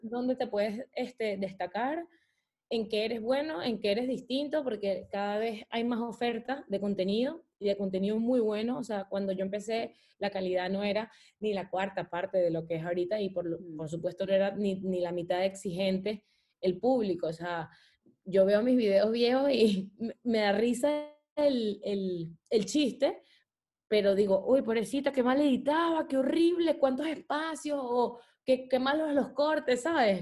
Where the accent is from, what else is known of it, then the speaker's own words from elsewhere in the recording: Venezuela; moved away; Venezuela es mi país y me enorgullece demasiado, demasiado, demasiado ser venezolana